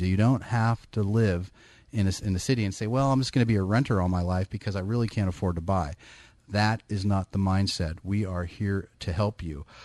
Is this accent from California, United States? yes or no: yes; Bay Area, California, United States; I'm born and bred in the Bay Area.